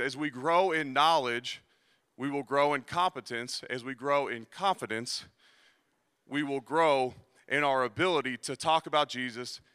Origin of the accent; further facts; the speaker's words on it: Cincinnati, Ohio, United States; moved away; I'm also from Cincinnati.